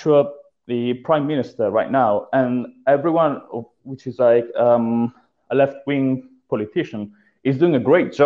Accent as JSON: {"language": "English", "country": "Italy", "tie": "born or raised there", "moved": "as an adult"}